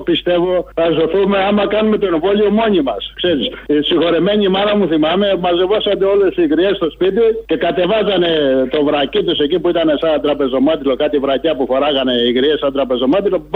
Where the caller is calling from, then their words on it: Egaleo, Attica, Greece; από το Εγάλεο.